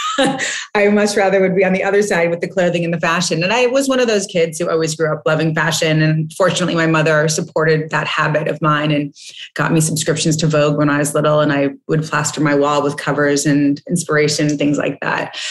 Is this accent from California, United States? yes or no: yes; Montecito, California, United States; also born or lived in Switzerland; I grew up in Montecito, which is a small town just south of Santa Barbara